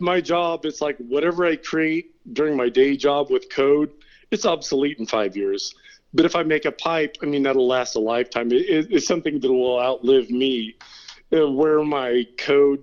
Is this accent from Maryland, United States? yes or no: no; Turlock, California, United States; moved away as an adult; also born or lived in San Diego, California / North Carolina / Venice Beach, California / Redondo Beach, California; now in Twain Harte, United States; I grew up uh, in Turlock, California